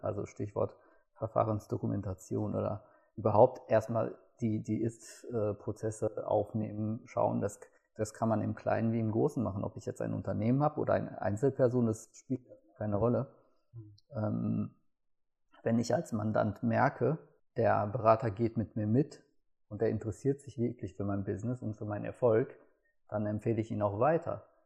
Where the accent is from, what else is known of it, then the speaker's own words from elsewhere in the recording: Gelsenkirchen, North Rhine-Westphalia, Germany; ich komme aus Gelsenkirchen